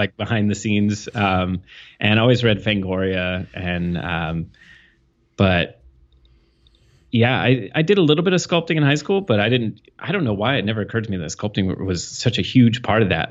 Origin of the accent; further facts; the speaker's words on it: New Castle, Indiana, United States; moved away; I grew up in Indiana